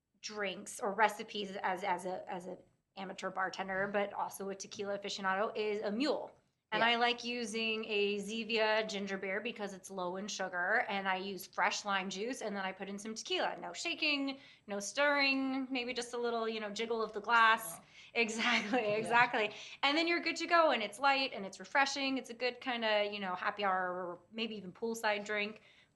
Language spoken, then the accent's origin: English; Texas, United States; born or raised there; moved away